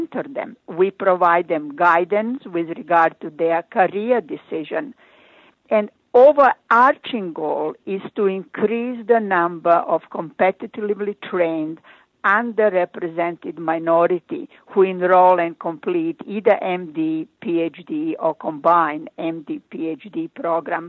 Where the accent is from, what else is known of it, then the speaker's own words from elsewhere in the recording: Croatia; English is a second language; moved away as an adult; now in United States; I started my residency in my home country, Croatia